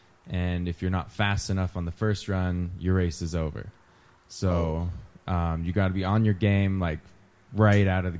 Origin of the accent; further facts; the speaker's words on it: Truckee, California, United States; I grew up in Truckee, California.